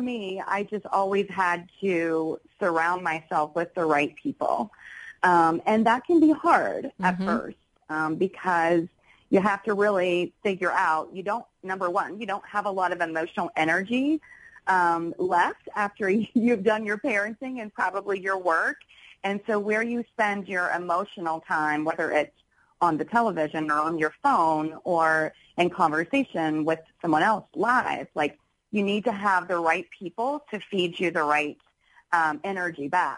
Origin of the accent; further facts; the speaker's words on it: Charleston, United States; moved away as an adult; also born or lived in New York City; when I moved back from New York City to Charleston